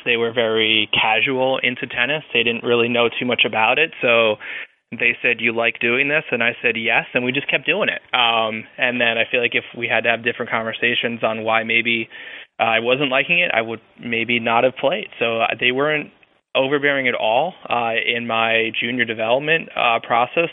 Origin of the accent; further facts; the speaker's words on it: Long Island, New York, United States; moved away as an adult; I grew up on Long Island